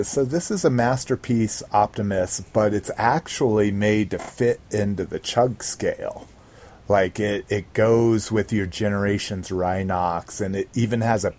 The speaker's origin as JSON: {"language": "English", "country": "Sweden", "said": "Sweden. Yes, I'm from Sweden."}